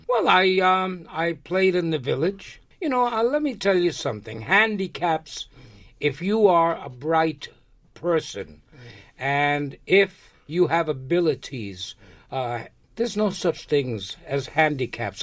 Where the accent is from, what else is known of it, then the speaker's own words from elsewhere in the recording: New York, United States; also born or lived in Lares, Puerto Rico; I was born in Puerto Rico. I was born in a small town called Lares. And uh, I came to America when I was five years old, so I really didn't get a chance to live much in Puerto Rico. Uh, but when I came to New York, I got into the educational system here